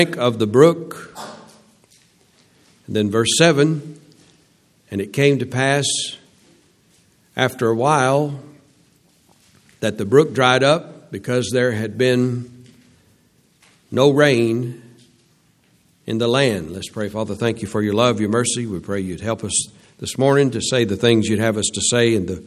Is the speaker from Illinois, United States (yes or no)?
no; Louisiana, United States; I was from Louisiana